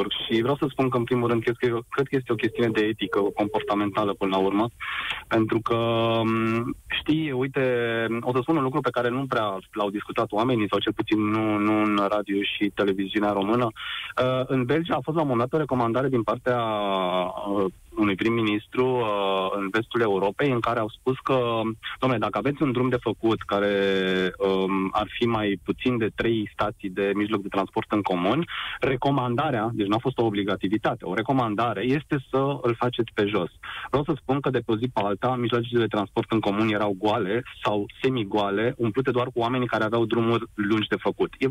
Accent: Romania; Nu ne comparăm cu un astfel de stat, noi ca români.

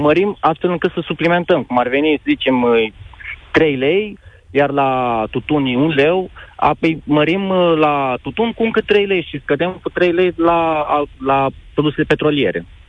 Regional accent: Moldova; Eu nu sunt uh, din uh, România, sunt din Republica Moldova

